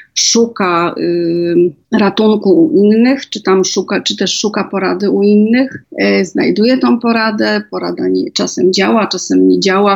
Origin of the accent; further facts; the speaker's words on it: Żywiec, Silesian Voivodeship, Poland; Ja się urodziłam w Galicji, y, w Żywcu